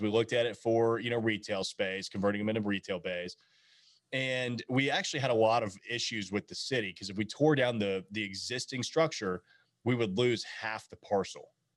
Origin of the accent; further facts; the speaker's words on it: Nashville, Tennessee, United States; coming from Nashville, growing up in Nashville